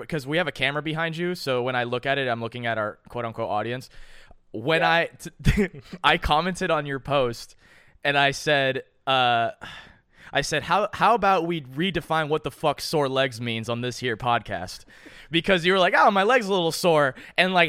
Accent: the South, United States; we're from the South

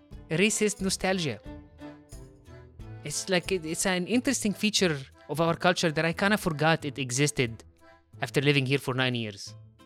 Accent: Heliopolis, Cairo Governorate, Egypt; accent: Egyptian; I've been talking to you in a very distinct Egyptian accent this entire time. Do you wanna take a guess? I thought she meant, which city are you from in Egypt? So I tell her, I'm from Heliopolis.

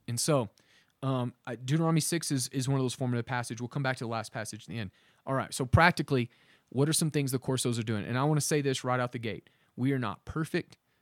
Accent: Oklahoma, United States; we're from Oklahoma

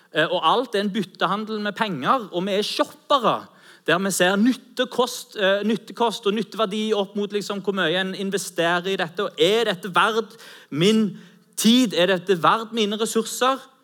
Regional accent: Norway; Vi er jo nordmenn

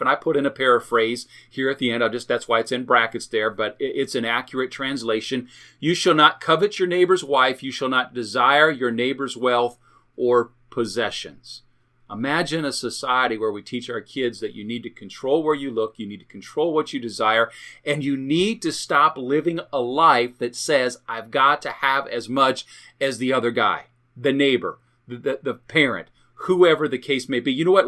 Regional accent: United States; I am an American, I'm proud to be an American

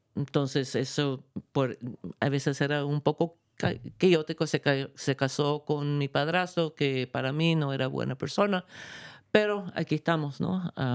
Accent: New York City, New York, United States; also born or lived in Chuquicamata, Chile; tuvimos que salirnos de Chile y llegamos a, a New York City. Y para mí, culturalmente, yo soy neoyorquina

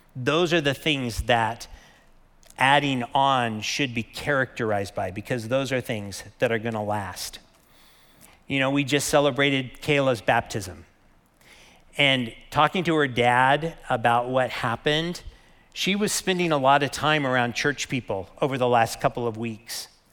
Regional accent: Lake Havasu City, Arizona, United States; I grew up in Lake Havasu

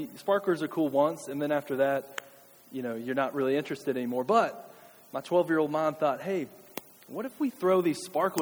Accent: Kentucky, United States; as a kid and growing up in Kentucky

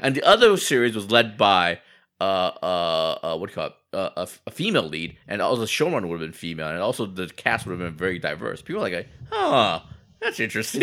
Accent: United States; I grew up in America

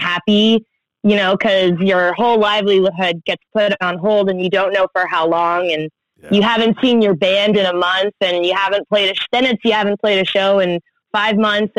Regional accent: Toronto, Ontario, Canada; I was born in Scarborough, Ontario, just outside of Toronto

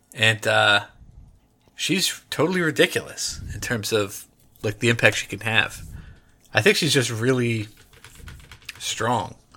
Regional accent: United States; I'm American

